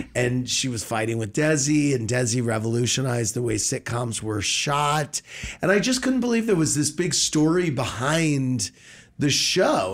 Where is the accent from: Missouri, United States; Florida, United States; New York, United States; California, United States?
Missouri, United States; St. Louis; Born and raised in Saint Louis